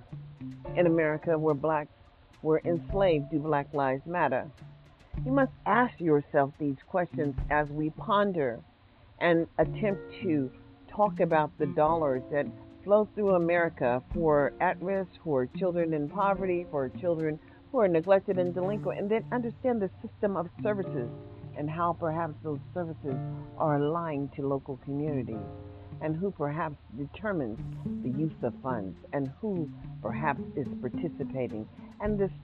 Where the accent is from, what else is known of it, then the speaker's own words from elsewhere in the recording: United States; now in Las Vegas, United States; we are as American citizens